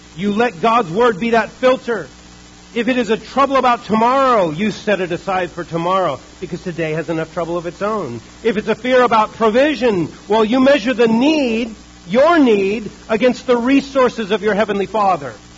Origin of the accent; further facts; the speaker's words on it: United States; we are American Christians